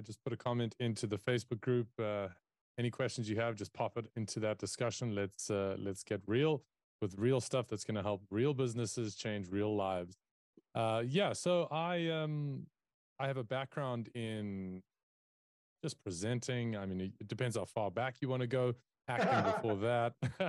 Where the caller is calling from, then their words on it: South Africa; And as a South African, that is where I'm calling in from. So we're a global team. I work from South Africa.